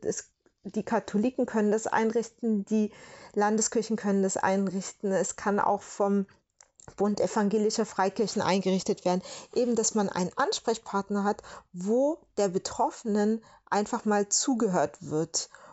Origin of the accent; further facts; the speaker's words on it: Southern Germany, Germany; ich bin ja aus Süddeutschland